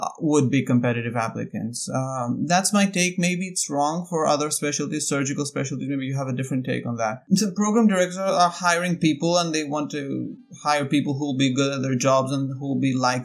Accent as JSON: {"language": "English", "town": "Athens", "region": "Attica", "country": "Greece", "tie": "born or raised there", "moved": "as an adult", "lives_now": "United States", "said": "I am from Athens, Greece. I grew up there."}